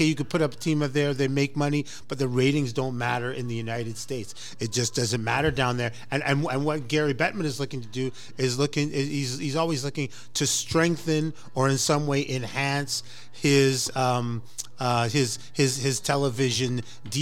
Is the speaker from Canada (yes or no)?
yes; Canada; as a Canadian fan